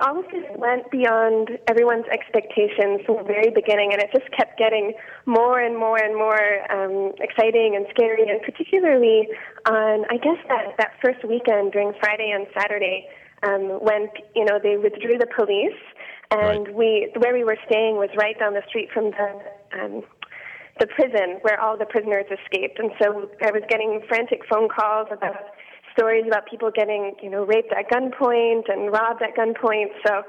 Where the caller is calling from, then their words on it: Mombasa, Mombasa County, Kenya; I'm calling from Mombasa, Kenya.